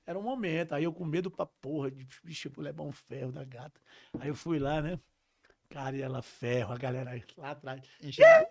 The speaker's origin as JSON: {"language": "Portuguese", "town": "São Luís", "region": "Maranhão", "country": "Brazil", "tie": "born or raised there", "said": "eu praticamente cresci minha vida toda na Coab"}